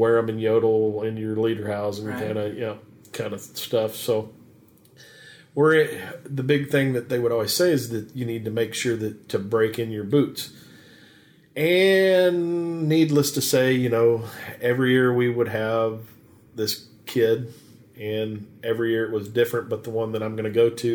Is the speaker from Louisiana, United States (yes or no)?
no; Fern Creek, Kentucky, United States; I'm from Fern Creek